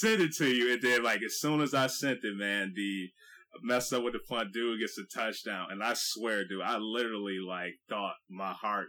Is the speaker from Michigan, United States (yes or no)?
yes; Michigan, United States; We're all from Michigan.